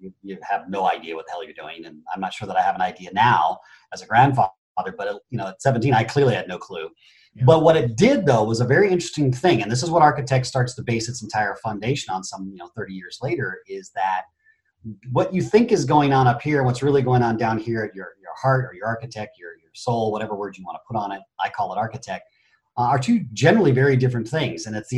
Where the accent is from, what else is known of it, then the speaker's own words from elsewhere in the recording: Phoenix, Arizona, United States; born there; also born or lived in Japan; I was born in Phoenix, Arizona, and within a matter of months, I was off to Japan due to my mother and my father.